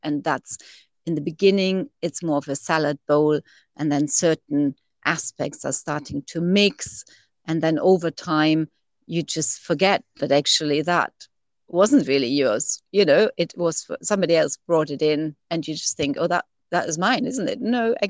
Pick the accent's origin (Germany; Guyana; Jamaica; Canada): Germany; now in United Kingdom